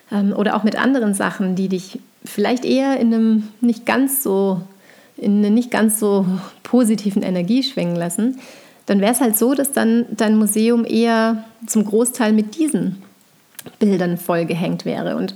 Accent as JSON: {"language": "German", "region": "Tyrol", "country": "Austria", "tie": "born or raised there", "said": "dreieinhalb Stunden ähm, in Tirol bin, in meinem Heimatort bei meinen Eltern, dass wir da auftanken können."}